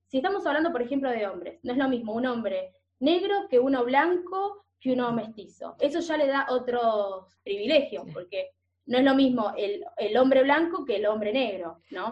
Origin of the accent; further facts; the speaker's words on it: Buenos Aires, Argentina; moved away as an adult; now in Norway; yo como porteña, yo nací en Buenos Aires, en el barrio de Caballito